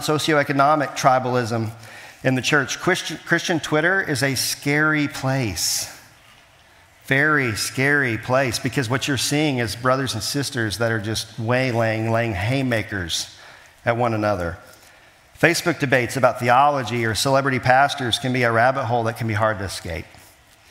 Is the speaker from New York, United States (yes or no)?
no; Kansas City, Missouri, United States; I was born in Kansas City